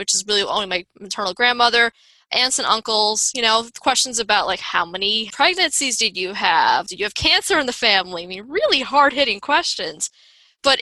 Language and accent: English; Long Island, New York, United States; I grew up on Long Island, New York.